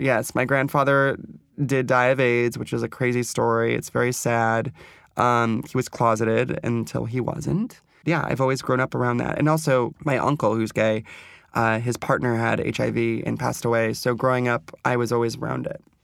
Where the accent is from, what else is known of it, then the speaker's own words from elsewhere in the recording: Ventura, California, United States; moved away as an adult; also born or lived in New York; I grew up poor in Ventura.